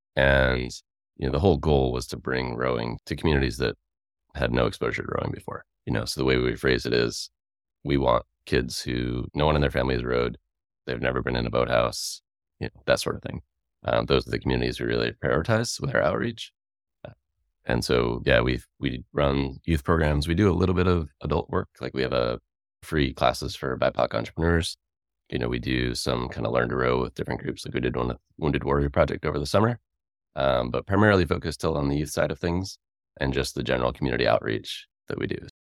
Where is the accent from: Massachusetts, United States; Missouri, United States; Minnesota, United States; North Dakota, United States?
Massachusetts, United States; Worcester; moved away as an adult; now in Tacoma, United States; I grew up in Worcester, Massachusetts, uh, about forty minutes outside